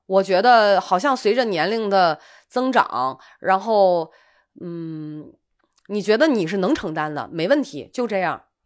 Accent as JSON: {"language": "Chinese", "town": "Qingdao", "region": "Shandong", "country": "China", "tie": "born or raised there", "moved": "yes", "said": "我的老家青岛"}